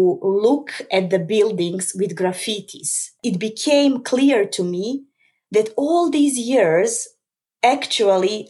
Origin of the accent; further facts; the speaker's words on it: Belgrade, Serbia; moved away as an adult; now in Amsterdam, Netherlands; I basically grew up in Belgrade.